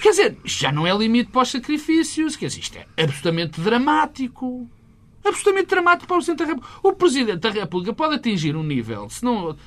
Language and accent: Portuguese; Portugal; como português